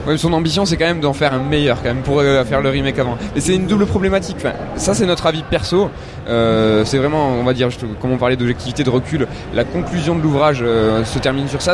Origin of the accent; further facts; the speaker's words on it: Toulouse, Occitania, France; nous on est Toulousain de base